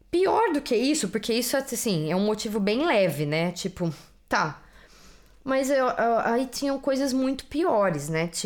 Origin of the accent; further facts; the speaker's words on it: Italy; Portuguese is a second language; now in Netherlands; eu sou italiana e não sou holandesa.